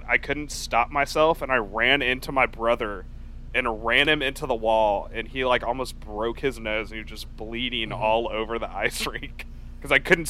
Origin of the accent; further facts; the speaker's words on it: the South, United States; also born or lived in Houston; I grew up in the South